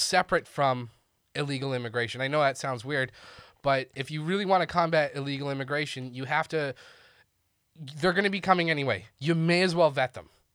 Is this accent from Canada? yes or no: yes; Canada; now in Austin, United States; as a Canadian